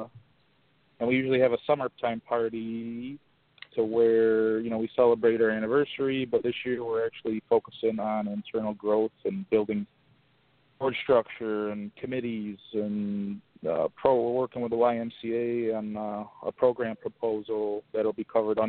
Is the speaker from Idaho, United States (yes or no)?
no; Auburn, New York, United States; now in Buffalo, United States; my hometown, Auburn, New York